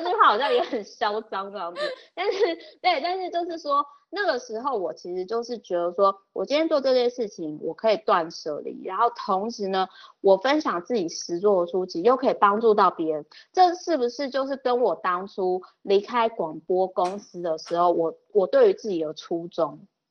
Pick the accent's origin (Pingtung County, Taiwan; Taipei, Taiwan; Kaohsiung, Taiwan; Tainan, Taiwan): Kaohsiung, Taiwan; moved away; 因为我老家是高雄